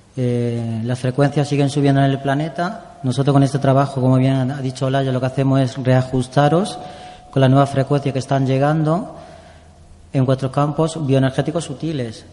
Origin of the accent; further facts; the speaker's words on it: Andújar, Andalusia, Spain; moved away as an adult; also born or lived in Valencia / Barcelona; now in Madrid, Spain; primero en mi pueblo, en Andújar